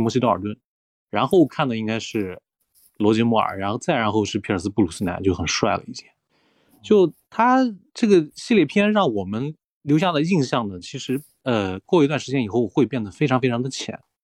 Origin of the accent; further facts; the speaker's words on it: China; 我们中国人看春晚